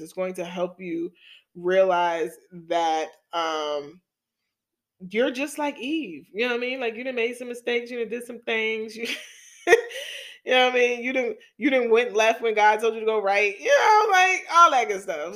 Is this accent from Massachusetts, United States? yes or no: no; New York City, New York, United States; accent: New York; my hometown, New York City